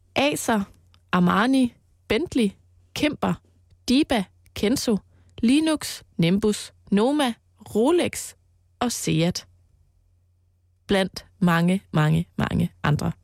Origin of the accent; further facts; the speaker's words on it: Mols, Central Denmark Region, Denmark; på Mols, hvor jeg voksede op